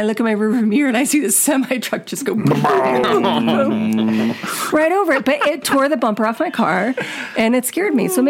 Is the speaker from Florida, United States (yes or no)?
yes; Florida, United States; I'm from Florida.